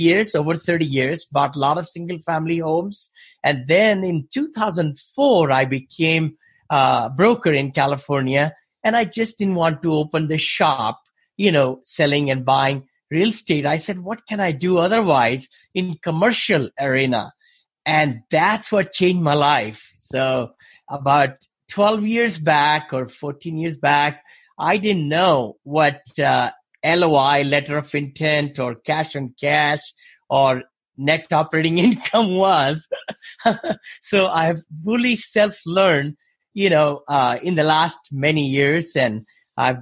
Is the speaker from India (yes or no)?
yes; India; moved away as an adult; now in United States; I came from India originally.